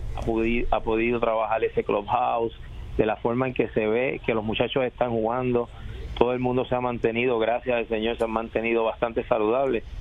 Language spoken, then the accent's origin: Spanish; Puerto Rico; soy puertorriqueño